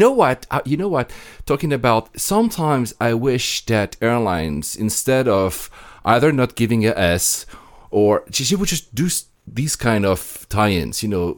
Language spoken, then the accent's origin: English; Greece; as a Greek